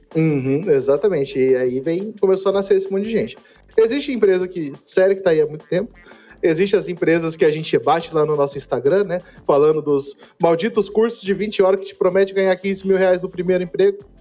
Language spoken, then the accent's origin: Portuguese; Campo Grande, Mato Grosso do Sul, Brazil; now in Curitiba, Brazil; eu sou originalmente né, de Campo Grande, Mato Grosso do Sul